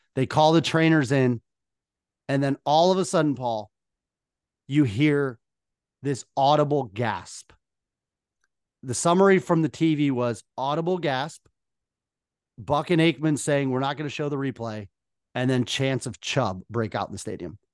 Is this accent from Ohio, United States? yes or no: yes; Northern Ohio, United States; growing up in Northern Ohio